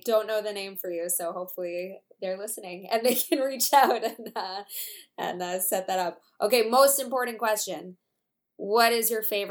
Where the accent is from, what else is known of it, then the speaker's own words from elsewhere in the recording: United States; moved away; I'm an American expat